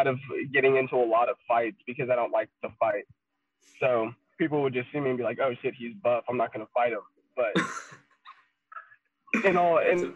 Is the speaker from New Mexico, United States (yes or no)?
yes; Albuquerque, New Mexico, United States; in Albuquerque, I mean, you grow up and it's like West Side Locos, and I grew up on the West Side